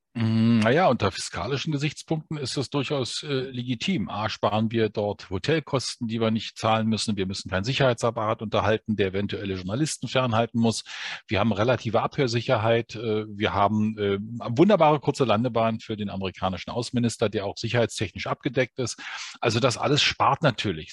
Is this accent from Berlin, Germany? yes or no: yes; Berlin, Germany; Und ich bin Berliner, also ich lebe in diesem Brennpunkt